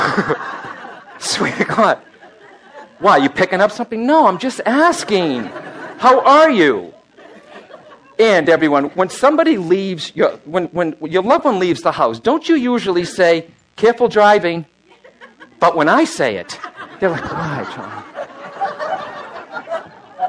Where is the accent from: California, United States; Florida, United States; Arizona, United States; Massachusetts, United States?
Massachusetts, United States; Boston; I'm born an Irish-Italian Catholic from Boston